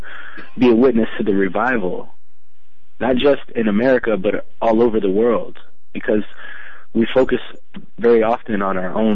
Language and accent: English; Virginia, United States; I am born and raised in Virginia. I'm a local